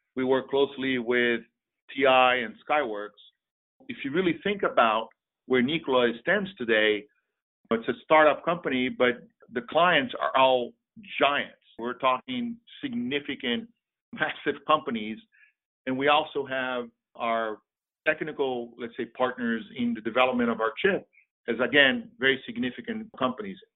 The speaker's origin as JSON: {"language": "English", "country": "Brazil", "moved": "yes", "lives_now": "United States"}